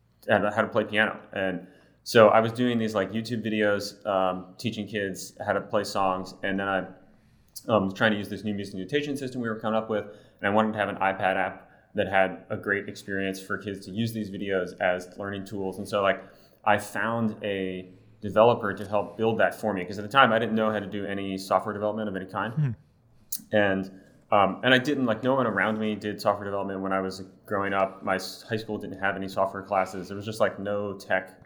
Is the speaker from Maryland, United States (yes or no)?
yes; Baltimore, Maryland, United States; moved away as an adult; also born or lived in Philadelphia, Pennsylvania / Austin, Texas; I was born in Baltimore, Maryland